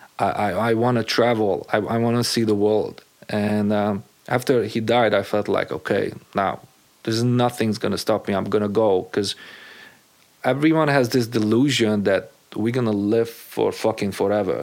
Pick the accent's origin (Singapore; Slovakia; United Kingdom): Slovakia; English is a second language; moved away as an adult; also born or lived in Hungary; now in United States; growing up as a Hungarian in an Eastern European country as Czechoslovakia